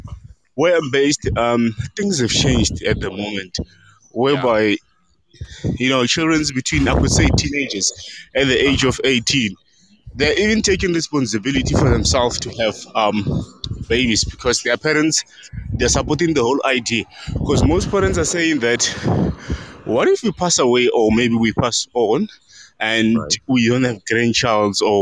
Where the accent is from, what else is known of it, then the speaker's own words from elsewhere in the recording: Limpopo, South Africa; English is a second language; I'm at the heart of a place called Limpopo